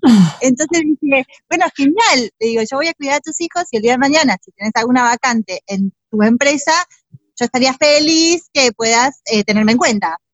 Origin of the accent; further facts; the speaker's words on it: Burzaco, Buenos Aires Province, Argentina; moved away as an adult; also born or lived in Spain; nací en Buenos Aires, Argentina, viví en la provincia de Buenos Aires toda mi infancia y mi adolescencia, súper feliz en Bursaco